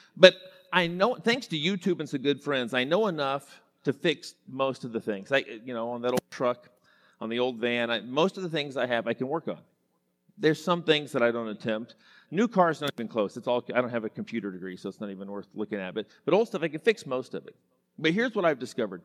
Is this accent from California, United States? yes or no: no; Enid, Oklahoma, United States; I grew up in Western Oklahoma. Enid, Oklahoma is my hometown.